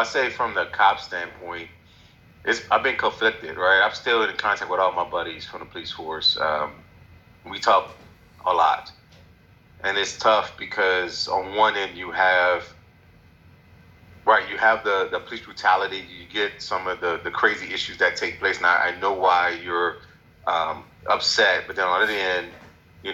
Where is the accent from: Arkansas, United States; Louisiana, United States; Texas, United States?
Louisiana, United States; New Orleans; moved away as an adult; also born or lived in Atlanta, Georgia; now in DC area, United States; born and raised in New Orleans.